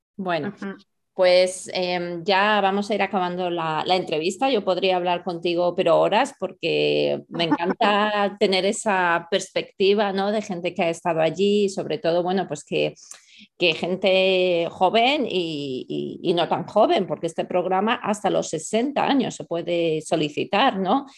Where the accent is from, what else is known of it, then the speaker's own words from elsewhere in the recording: Spain; nosotros mismos como españoles